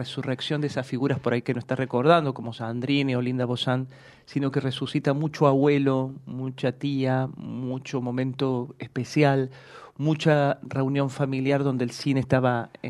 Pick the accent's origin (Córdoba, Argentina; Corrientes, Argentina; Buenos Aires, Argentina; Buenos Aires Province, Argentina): Córdoba, Argentina; moved away; cuando yo llegué de Córdoba hace treinta años, treinta 30 años, no tenía un solo teléfono en la agenda.